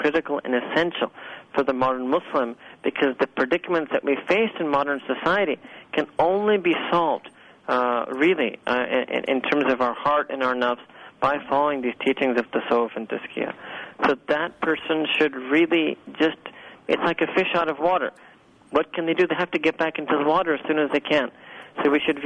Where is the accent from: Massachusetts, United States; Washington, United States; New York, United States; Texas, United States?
New York, United States; New York City; moved away as an adult; this humble speaker was born and raised in Manhattan, New York